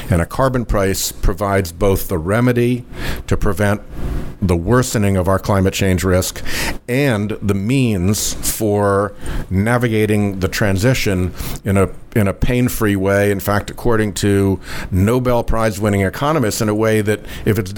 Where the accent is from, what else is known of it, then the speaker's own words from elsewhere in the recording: United States; I'm a romantic about America. I am an American exceptionalist. I think that there is something special about this country